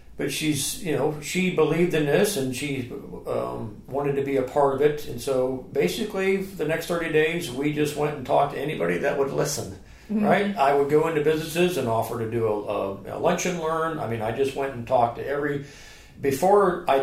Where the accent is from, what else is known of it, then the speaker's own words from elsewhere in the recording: Youngstown, Ohio, United States; moved away as an adult; now in Charleston, United States; I grew up in Ohio and moved from Youngstown, Ohio